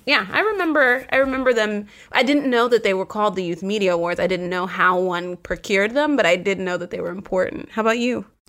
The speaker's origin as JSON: {"language": "English", "region": "Virginia", "country": "United States", "tie": "born or raised there", "moved": "yes", "said": "my home state is Virginia"}